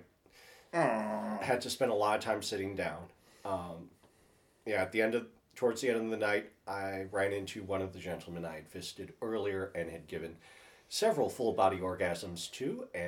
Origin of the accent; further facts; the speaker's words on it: Lansing, Michigan, United States; I'm from Lansing